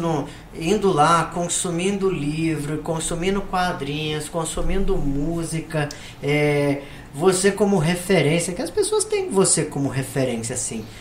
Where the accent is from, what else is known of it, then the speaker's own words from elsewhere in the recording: Brazil; Sou brasileiro